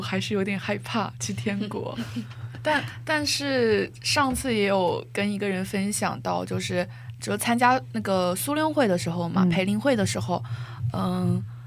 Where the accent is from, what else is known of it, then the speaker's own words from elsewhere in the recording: Xiamen, Fujian, China; moved away as an adult; now in South Korea; 我要离开厦门，就是离开我的城市